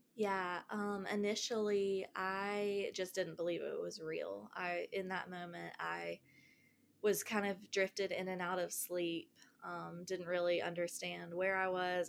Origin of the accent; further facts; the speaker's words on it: Greenville, South Carolina, United States; also born or lived in Asheville, North Carolina; we moved from Asheville, North Carolina to Greenville, South Carolina.